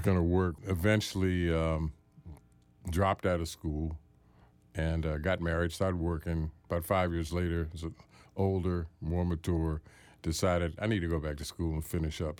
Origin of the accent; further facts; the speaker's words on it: Washington, District of Columbia, United States; I was born here